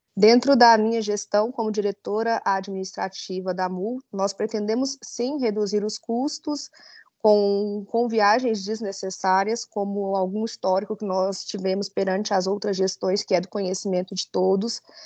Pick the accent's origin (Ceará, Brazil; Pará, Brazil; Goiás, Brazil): Goiás, Brazil; Itaberaí; Sou natural de Itaberaí